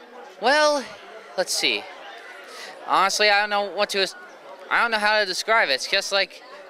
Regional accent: Pennsylvania, United States; I'm from Pennsylvania

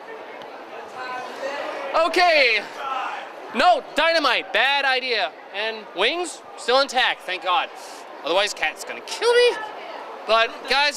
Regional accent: Long Island, New York, United States; I'm from Long Island.

